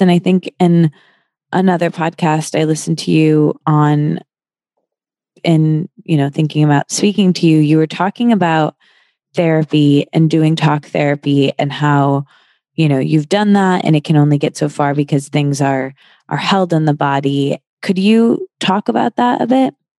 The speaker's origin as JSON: {"language": "English", "region": "Midwest", "country": "United States", "said": "I'm from the Midwest"}